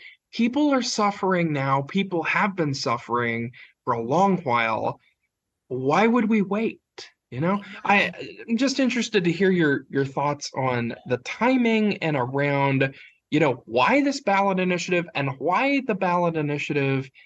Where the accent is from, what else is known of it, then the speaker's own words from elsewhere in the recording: Appalachia, United States; I'm Appalachian